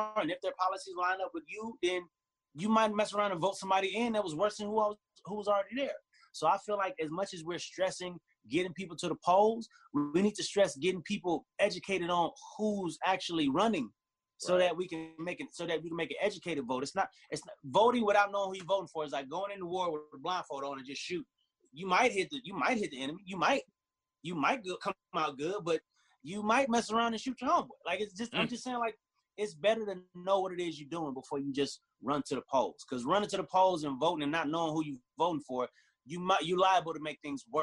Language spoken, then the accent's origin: English; Las Vegas, Nevada, United States; I grew up in Vegas, and that was primarily where I was at.